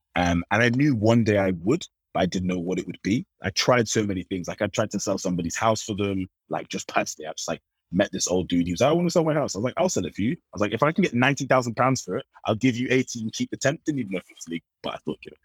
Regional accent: London, United Kingdom; I was born and born and raised in London

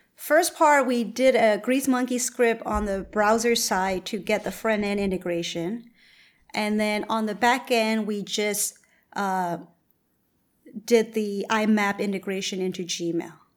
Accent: Myanmar; moved away; I'm originally from Burma

